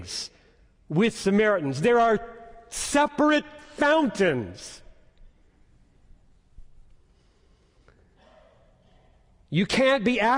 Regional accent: Greenville, South Carolina, United States; my hometown 50 years ago in Greenville, South Carolina

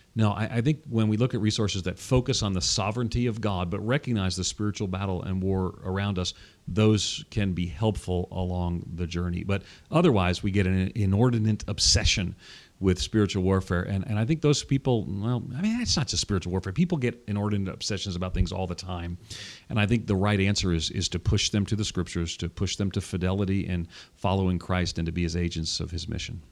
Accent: Long Island, New York, United States; now in Tennessee, United States; I'm from New York, Long Island, born and reared outside of New York City, but I live in Tennessee now

